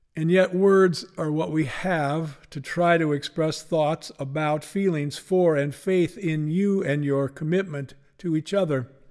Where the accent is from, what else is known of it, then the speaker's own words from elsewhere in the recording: Spokane, Washington, United States; Growing up in Spokane